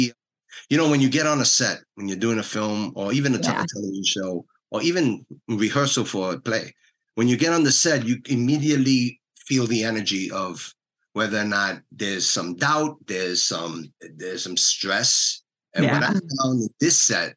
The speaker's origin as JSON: {"language": "English", "town": "New York City", "region": "New York", "country": "United States", "said": "I'm from New York City"}